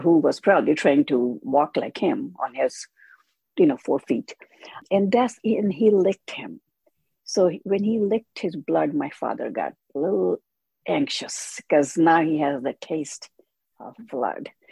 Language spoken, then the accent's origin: English; India; moved away as an adult; now in United States; I was born in India. I came to USA when I was 21.